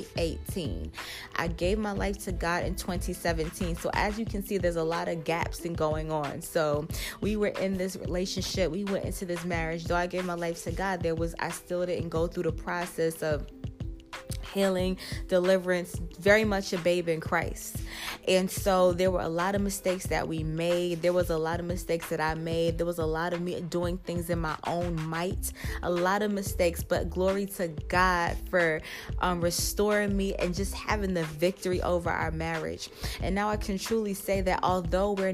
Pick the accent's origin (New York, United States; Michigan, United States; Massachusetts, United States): New York, United States; New York City; I was raised in Brooklyn, not born in Brooklyn. However, I do consider myself a Brooklyn girl